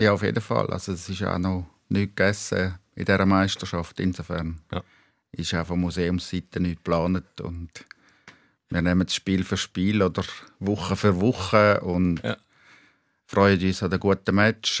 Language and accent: German; Schaffhausen, Switzerland; moved away as an adult; now in Zurich, Switzerland; Ich bin in Schaffhausen aufgewachsen